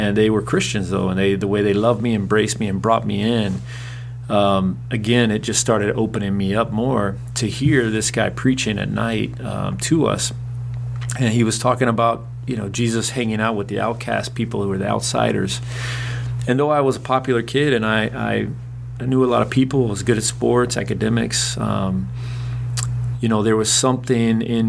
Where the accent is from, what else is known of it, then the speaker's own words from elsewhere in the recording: Chattanooga, Tennessee, United States; now in West Palm Beach, United States; I grew up in Chattanooga, Tennessee